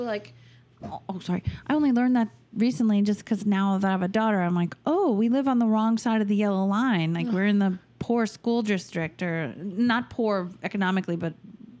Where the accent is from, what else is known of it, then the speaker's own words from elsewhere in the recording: New York, United States; oh, I'm from Long Island. Like, my Spanish is so terrible.